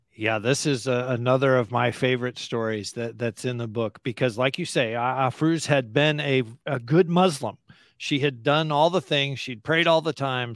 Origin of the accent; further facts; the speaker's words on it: United States; as an American Christian